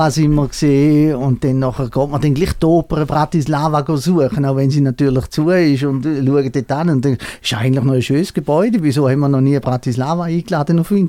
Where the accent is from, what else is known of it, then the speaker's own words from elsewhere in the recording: Eastern Switzerland, Switzerland; Ich komme äh, aus der Ostschweiz. Ich kann eigentlich auch Schweizerdeutsch reden